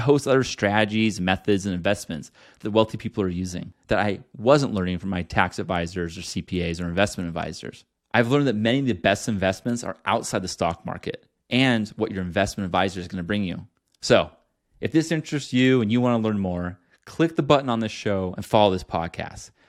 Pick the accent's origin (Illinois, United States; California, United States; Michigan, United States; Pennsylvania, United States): California, United States; Northern California above Sacramento, United States; I grew up in Northern California above Sacramento.